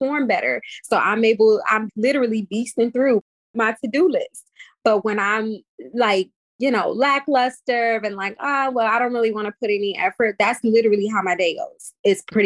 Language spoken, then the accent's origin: English; Cleveland, Ohio, United States; now in New York, United States; I'm from Cleveland, Ohio